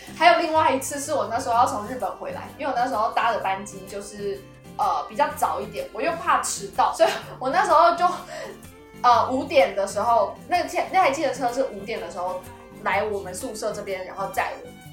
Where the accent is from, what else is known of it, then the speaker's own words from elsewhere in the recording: Taiwan; 我连身为一个台湾人